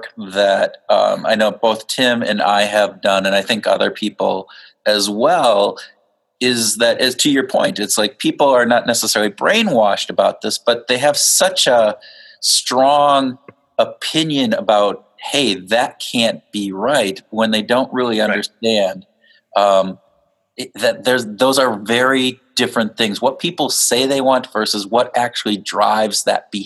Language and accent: English; Minnesota, United States; we're from Minnesota